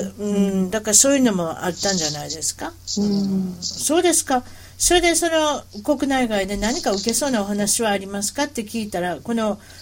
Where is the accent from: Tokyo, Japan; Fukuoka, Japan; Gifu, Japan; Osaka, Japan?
Osaka, Japan; accent: Osaka-ben; 英語に、英語に、英語標準語大阪弁。